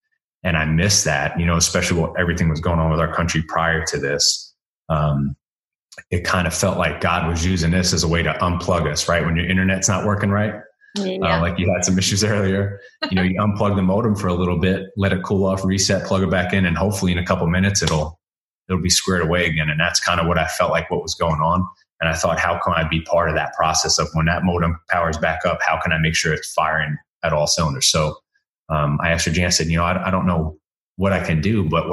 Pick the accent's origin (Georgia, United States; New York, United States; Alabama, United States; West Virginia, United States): New York, United States; Long Island; now in Waxhaw, United States; We grew up in Long Island, New York, in Suffolk County